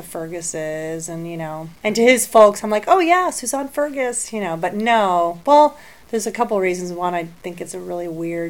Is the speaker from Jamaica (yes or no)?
yes; Jamaica; No, I was born in Jamaica, but my dad was born in Spain. Yeah, his heritage is Basque.